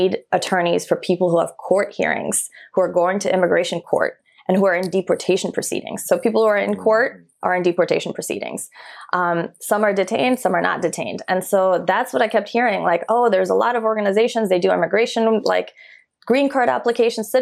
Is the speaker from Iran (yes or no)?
yes; Iran; born there; I was born in Iran during the Iran Iraq War.